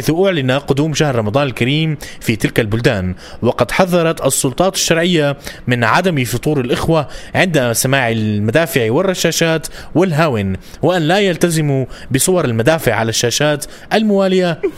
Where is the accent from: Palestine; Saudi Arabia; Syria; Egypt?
Syria; Homs, Homs Governorate; moved away; انا كحمصي بعترض على الحديث في عن حماه لاسباب حمصيه حمويه